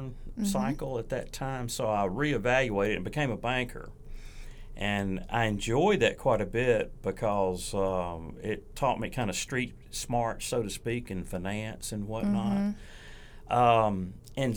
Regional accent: Vicksburg, Mississippi, United States; moved away as an adult; also born or lived in Washington, D.C.; I'm from Warren County, born and raised in Vicksburg. Grew up in rural Mississippi.

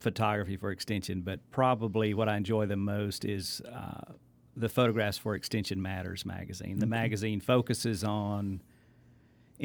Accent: Louisville, Mississippi, United States; I grew up in Louisville, Mississippi, and still live there today

